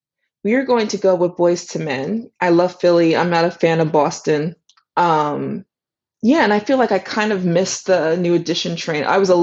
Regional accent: Nigeria; Yeah. So as you can tell, I'm Nigerian.

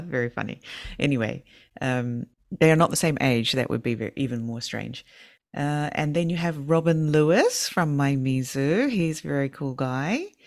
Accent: New Zealand; now in Fukushima, Japan; I'm from New Zealand

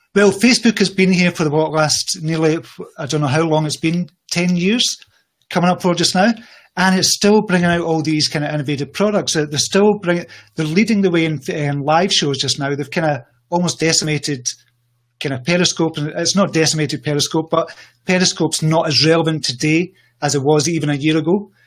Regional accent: Scotland, United Kingdom; I come from Scotland.

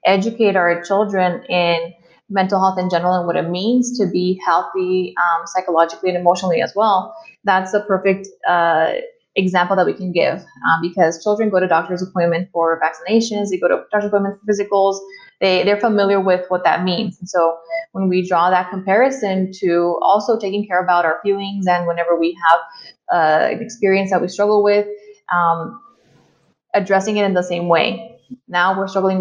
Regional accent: El Paso, Texas, United States; I was born and raised here in El Paso

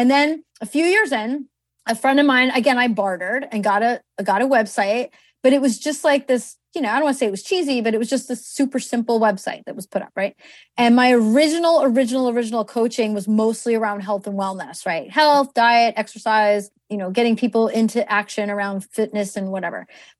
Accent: East Coast, United States; I mean, you know, I'm from the East Coast, right? So we have big weddings here.

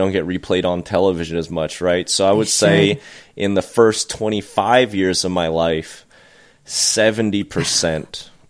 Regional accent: Oklahoma, United States; I am from Oklahoma.

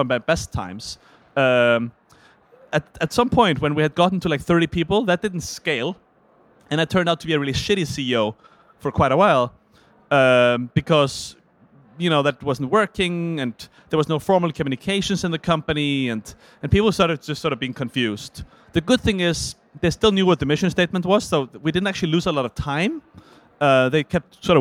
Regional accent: Iceland; I'm from Iceland

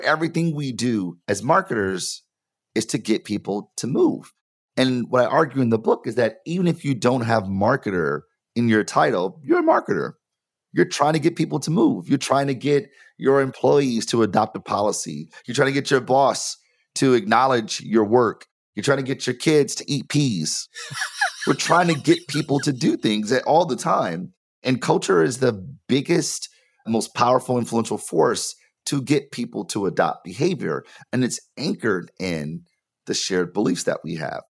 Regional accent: Detroit, Michigan, United States; I'm from Detroit, born and raised

